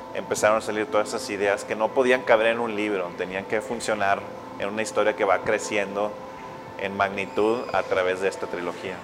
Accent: Monclova, Coahuila, Mexico; also born or lived in Monterrey; yo crecí en Monclova

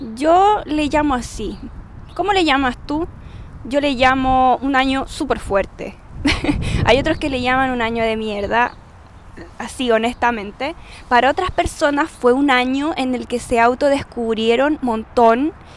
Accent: Chile; como buena chilena, hablo súper rápido, tengo palabras extrañas que usan los chilenos

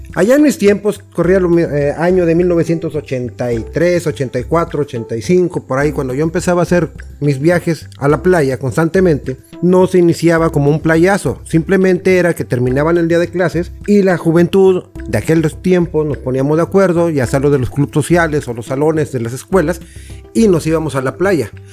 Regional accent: Tampico, Tamaulipas, Mexico; Yo soy de Tampico

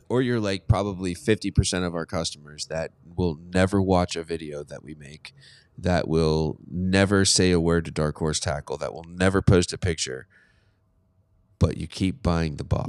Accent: Pittsburgh, Pennsylvania, United States; I'm from Pittsburgh

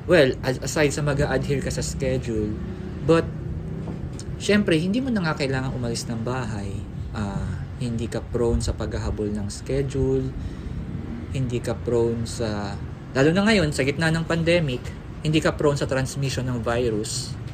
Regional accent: Quezon City, Metro Manila, Philippines; taga QC ako and it, it will take 2 hours para makarating sa sa school

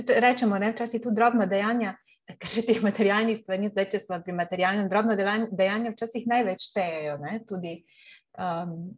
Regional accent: Slovenia; smo se Slovenci

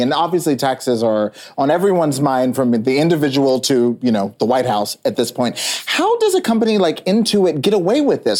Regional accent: North Texas, United States; also born or lived in Tennessee; I grew up, my family's from Tennessee. I grew up in North Texas.

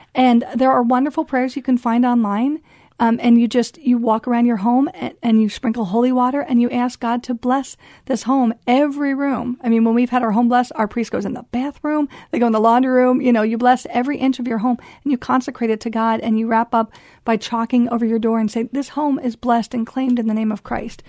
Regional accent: United States; moved away as an adult; as an American

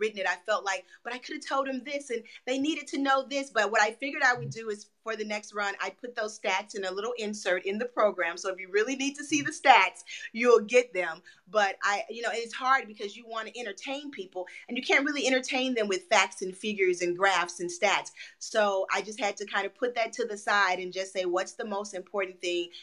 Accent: Memphis, Tennessee, United States; now in Los Angeles, United States; I'm from Memphis, Tennessee

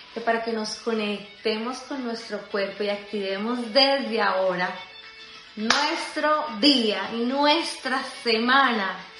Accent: Colombia; yo soy colombiana

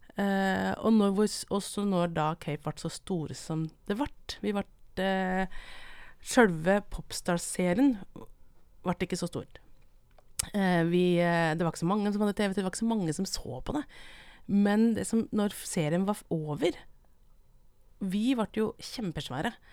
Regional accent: Brumunddal, Innlandet, Norway; moved away as an adult; Jeg kommer fra Brumunddalen

